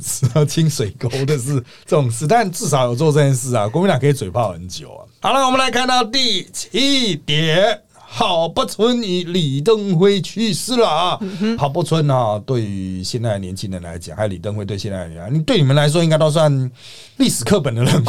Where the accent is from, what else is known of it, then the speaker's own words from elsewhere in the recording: Taiwan; 我们台湾人和香港人